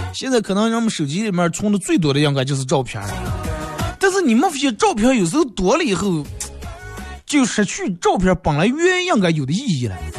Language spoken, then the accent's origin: Chinese; China; 咱们作为一个中国人